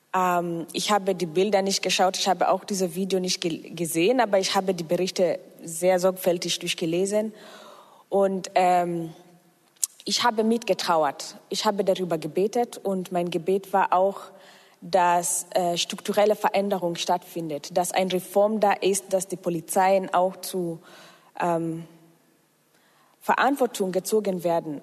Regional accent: Kenya; now in Germany; Ich komme aus Kenia und ähm, ich bin auch fast seit zehn Jahren in Deutschland.

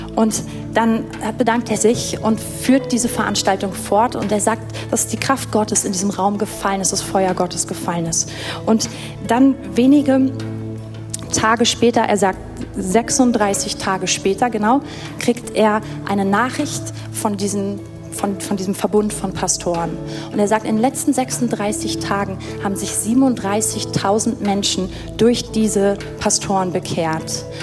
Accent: Berlin, Germany; als Deutsche und als Berliner

